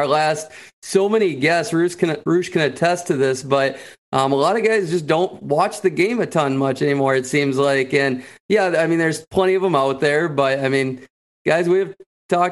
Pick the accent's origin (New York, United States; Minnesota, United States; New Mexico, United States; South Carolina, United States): Minnesota, United States; I grew up with him in Minnesota here